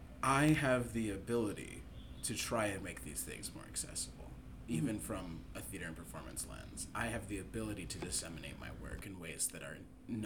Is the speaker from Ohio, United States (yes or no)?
yes; Ohio, United States; moved away as an adult; now in New York City, United States; I'm from Ohio where we don't have theater